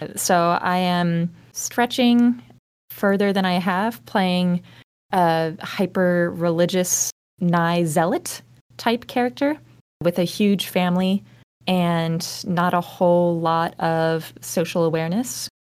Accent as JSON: {"language": "English", "region": "the South", "country": "United States", "moved": "yes", "lives_now": "Columbus, United States", "said": "I'm originally from the South"}